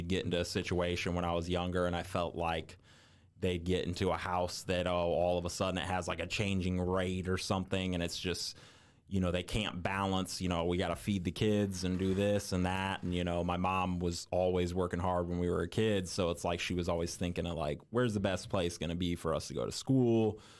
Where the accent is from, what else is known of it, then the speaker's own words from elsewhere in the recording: Indiana, United States; genuinely, I'm just from Indiana and been all over the place in Indiana.